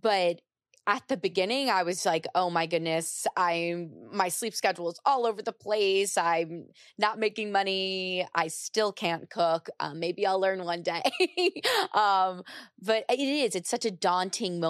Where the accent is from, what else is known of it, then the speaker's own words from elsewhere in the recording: United States; I grew up right outside of New York